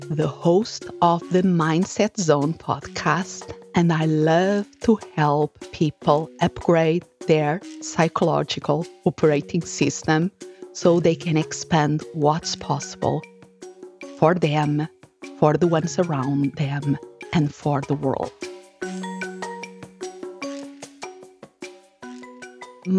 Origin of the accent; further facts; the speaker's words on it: Portugal; moved away as an adult; now in United States; I'm originally from Portugal, and I moved here to the United States